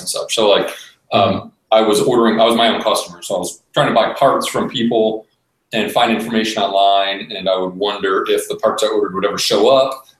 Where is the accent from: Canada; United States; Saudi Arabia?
United States; Cleveland, Ohio; born and raised in Cleveland, Ohio.